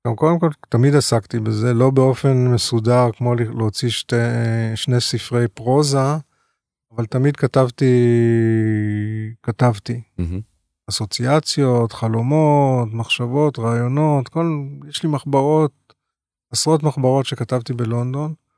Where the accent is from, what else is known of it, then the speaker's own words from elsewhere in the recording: Tel Aviv, Tel Aviv District, Israel; גדלתי בבית באמת של סבא ואבא ברחוב הירקון 244